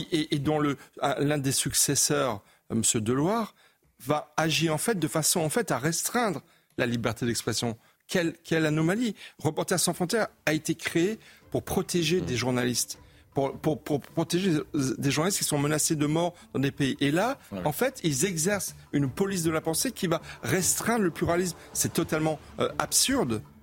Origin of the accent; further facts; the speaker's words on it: Alsace, Grand Est, France; je suis alsacien